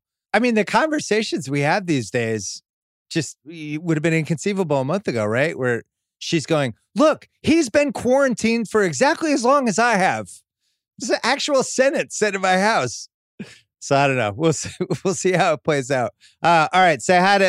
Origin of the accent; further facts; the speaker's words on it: Philadelphia, Pennsylvania, United States; We're both from Philly.